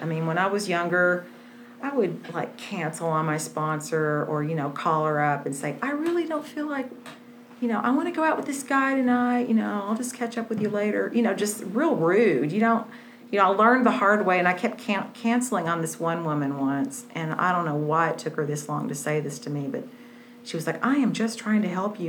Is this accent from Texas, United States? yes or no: yes; Wichita Falls, Texas, United States; I grew up in Wichita Falls, and if anybody knows where that is, it's just, I, I did not fit there at all.